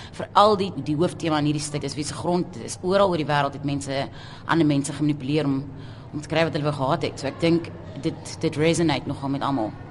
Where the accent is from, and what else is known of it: South Africa